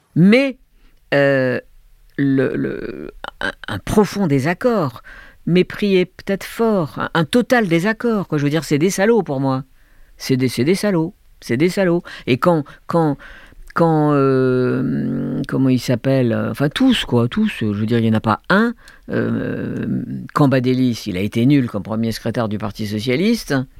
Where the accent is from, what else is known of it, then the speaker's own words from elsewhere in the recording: Algiers, Algiers Province, Algeria; moved away; also born or lived in France / Hong Kong / Beijing; J'ai grandi avec la guerre d'Algérie, dans une famille de gauche, de juifs de gauche, à Alger